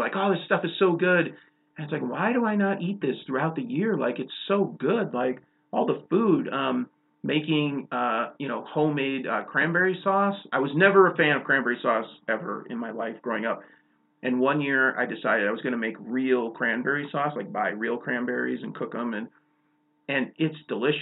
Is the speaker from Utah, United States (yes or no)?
no; Chicago, Illinois, United States; now in Montana, United States; growing up in Chicago